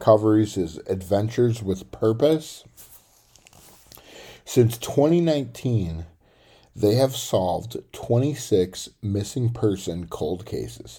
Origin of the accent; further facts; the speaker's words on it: Tennessee, United States; where I grew up in Tennessee